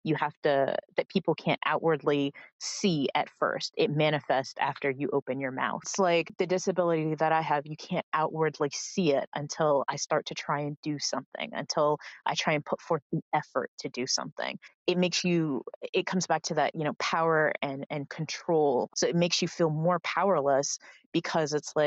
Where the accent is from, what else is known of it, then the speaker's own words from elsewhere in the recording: Florida, United States; accent: Southern drawl; moved away; when I go home to Florida, which, you know, is the South, but not the South, I kind of fall into, you know, more the y'all, the drawl